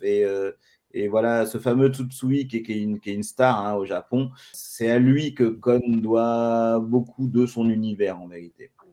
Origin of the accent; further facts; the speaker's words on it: France; je suis français